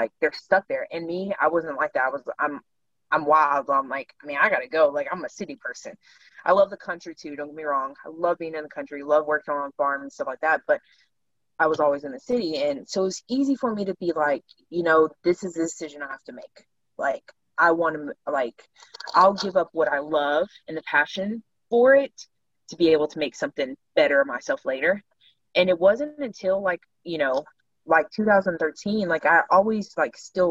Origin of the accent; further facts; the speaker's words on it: Overton, Texas, United States; moved away; also born or lived in Dallas–Fort Worth, Texas; we had moved from DFW to a small town called Overton, which is where I say I'm from. Like I grew up in Overton.